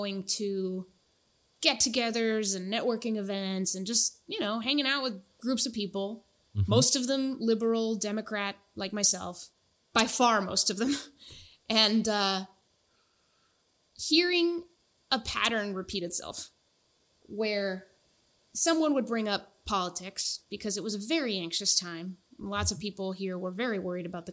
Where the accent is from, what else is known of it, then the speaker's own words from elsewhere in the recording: Dover, New Hampshire, United States; moved away as an adult; also born or lived in Monterrey, Nuevo León, Mexico / Dallas, Texas / Maine; now in Seattle, United States; I spent basically my whole childhood in, just like a small Seacoast proximate town, in Dover, New Hampshire.